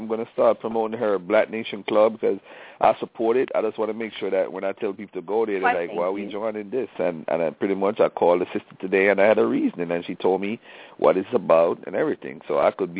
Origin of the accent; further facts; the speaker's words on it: Jamaica; I'm Jamaican.